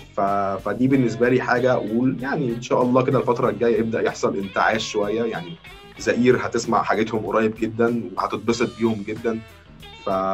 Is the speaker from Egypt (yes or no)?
yes; Egypt; عندنا في مصر